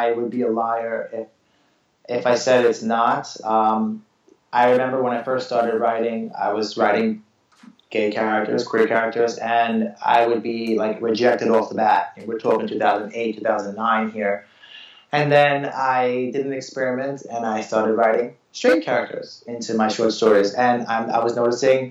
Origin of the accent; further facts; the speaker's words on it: New York City, New York, United States; I'm a New Yorker